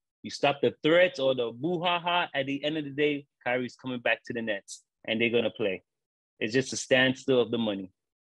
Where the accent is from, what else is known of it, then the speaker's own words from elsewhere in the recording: New York City, New York, United States; I grew up in Brooklyn, Kings County Hospital, 76